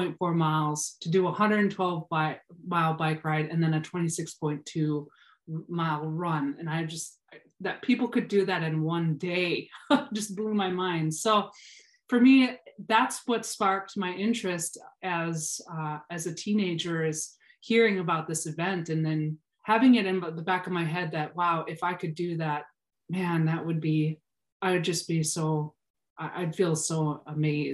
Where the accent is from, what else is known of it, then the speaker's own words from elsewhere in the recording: Minnesota, United States; I grew up in Minnesota, so we're land of 10,000 lakes